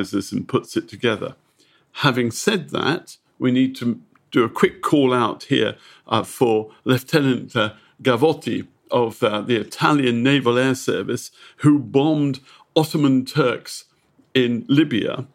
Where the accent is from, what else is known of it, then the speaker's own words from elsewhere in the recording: United Kingdom; I'm a Brit